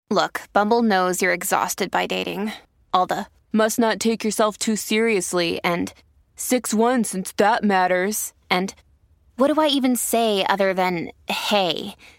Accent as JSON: {"language": "English", "region": "Alabama", "country": "United States", "tie": "born or raised there", "said": "I'm almost sixty years old, and I grew up in Alabama"}